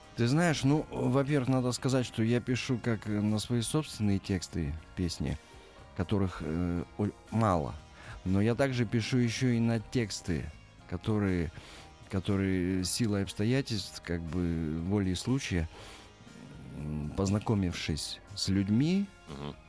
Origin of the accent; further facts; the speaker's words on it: Magnitogorsk, Chelyabinsk Oblast, Russia; moved away as an adult; now in Moscow, Russia; Я родился и вырос в Магнитогорске